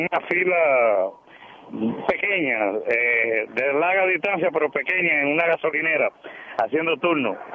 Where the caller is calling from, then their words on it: Río Piedras, Puerto Rico; Yo soy, yo soy de Río Piedra. Me acaba de llegar la luz y estoy feliz en Villa Andalucía, Río Piedra.